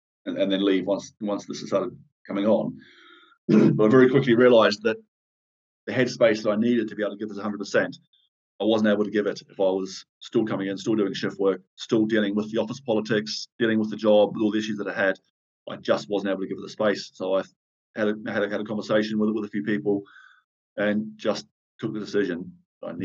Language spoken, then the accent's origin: English; New Zealand; also born or lived in South West England; now in United Kingdom; in New Zealand. You know, I sort of, you know, brought up on a farm